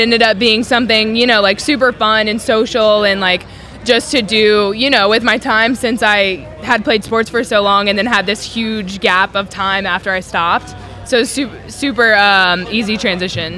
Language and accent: English; North Carolina, United States; moved away as an adult; also born or lived in California; now in Texas, United States; I grew up in North Carolina, so moving from North Carolina to California was wild